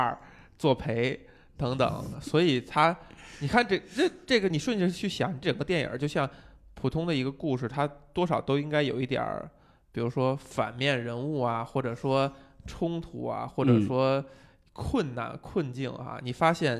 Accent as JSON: {"language": "Chinese", "country": "China", "said": "我们中国人照样"}